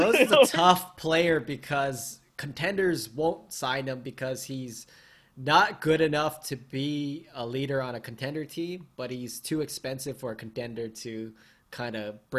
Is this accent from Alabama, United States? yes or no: no; Philadelphia, Pennsylvania, United States; just because born and raised in Philly, right?